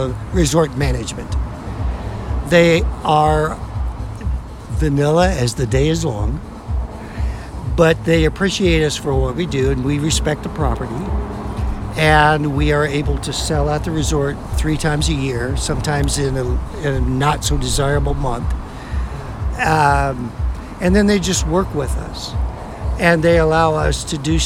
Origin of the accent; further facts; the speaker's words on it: Oklahoma, United States; I grew up in Oklahoma